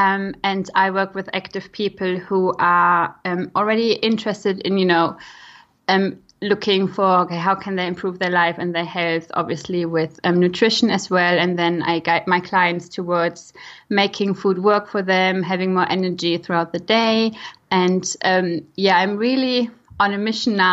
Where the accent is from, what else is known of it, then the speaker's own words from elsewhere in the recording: Germany; accent: German; English is a second language; moved away as an adult; now in United Kingdom; I am from Germany originally. I now try that my German accent is not becoming too strong